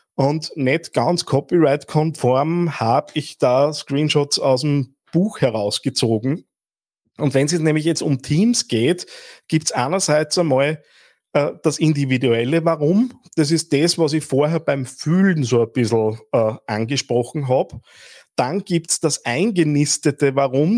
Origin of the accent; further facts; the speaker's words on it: Linz, Upper Austria, Austria; als Linzer